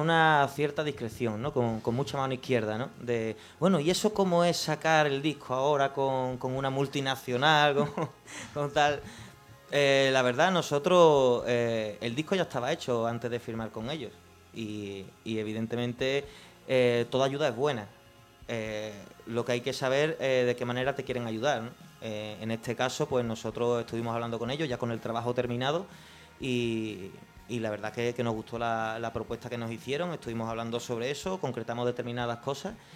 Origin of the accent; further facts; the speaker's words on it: Jerez de la Frontera, Andalusia, Spain; yo soy de Jerez